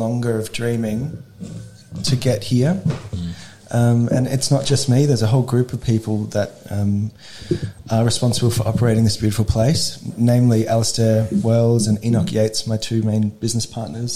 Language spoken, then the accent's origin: English; Adelaide, South Australia, Australia; I grew up here in Adelaide, in the northern suburbs